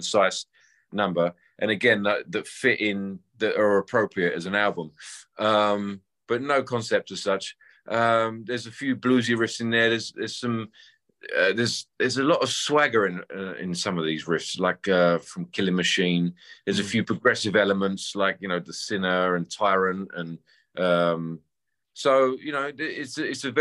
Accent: London, United Kingdom; I grew up playing covers around England and London

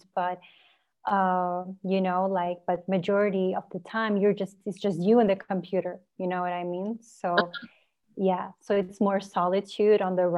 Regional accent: Norway; I grew up in Norway.

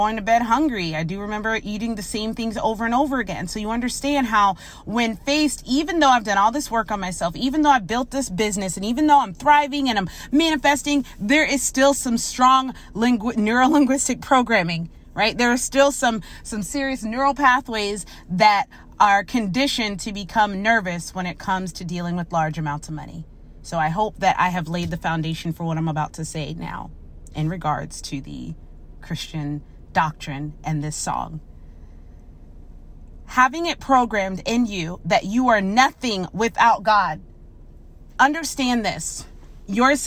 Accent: Orlando, Florida, United States; I grew up here in Orlando

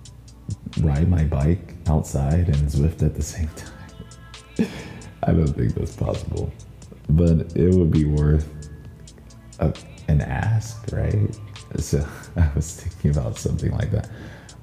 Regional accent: the South, United States; now in Minnesota, United States; me speaking as a Southerner

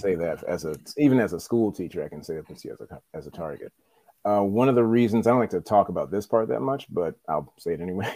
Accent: New Orleans, Louisiana, United States; moved away as an adult; now in Los Angeles, United States; I am from New Orleans and now I'm in LA.

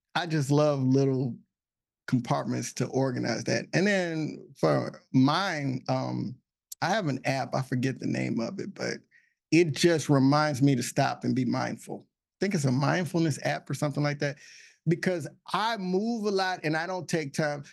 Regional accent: Texas, United States; also born or lived in Illinois; now in Alexandria, United States; I'm originally from Texas

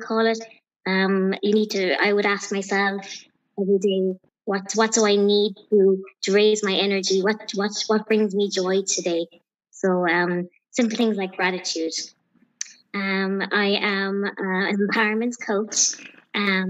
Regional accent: County Clare, Munster, Ireland; I'm from County Clare.

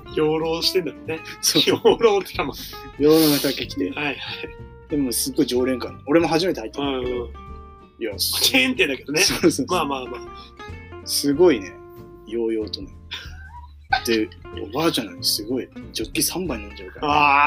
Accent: Niigata, Japan; now in Tokyo, Japan; 上京している身じゃん、僕

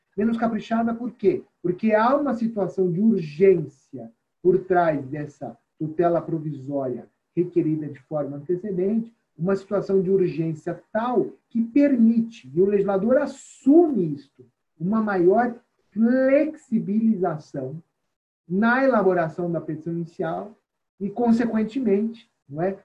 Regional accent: São Paulo, Brazil; o nosso estado de São Paulo

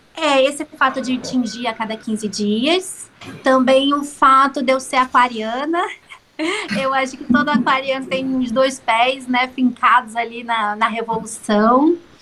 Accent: São Gonçalo, Rio de Janeiro, Brazil; moved away as an adult; now in Ubatuba, Brazil; eu sou carioca, lá de São Gonçalo, do Rio de Janeiro, mas tem sete anos que eu vim morar aqui nesse paraíso, Ubatuba.

